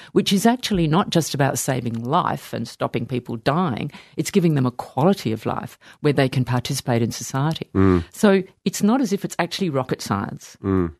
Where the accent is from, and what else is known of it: Sydney, New South Wales, Australia; born or raised there